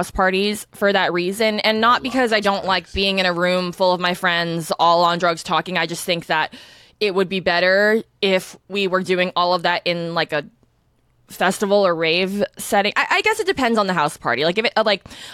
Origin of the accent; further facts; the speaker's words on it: Northern California, United States; growing up in NorCal